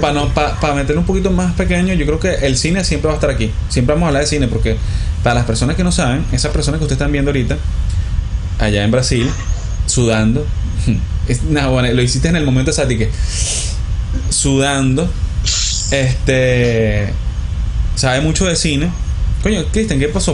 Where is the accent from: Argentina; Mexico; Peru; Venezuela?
Venezuela; Maracay, Aragua; venimos de Maracay